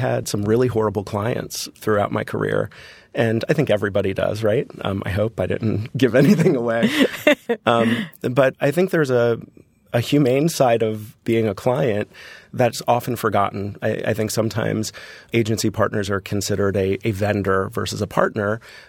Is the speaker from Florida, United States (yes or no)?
yes; Florida, United States; And growing up in Florida, for me, a vacation was Disney.